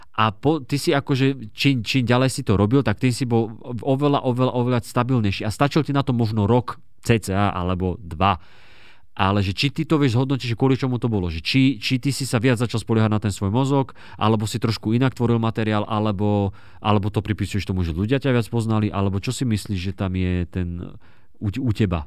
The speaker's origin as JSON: {"language": "Slovak", "town": "Dubnica nad Váhom", "region": "Trenčín Region", "country": "Slovakia", "said": "u nás v Dubnici nad Váhom"}